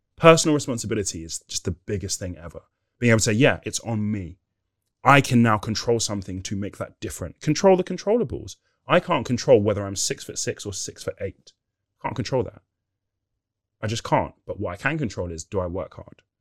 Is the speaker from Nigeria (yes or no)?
yes; Nigeria; We're Nigerian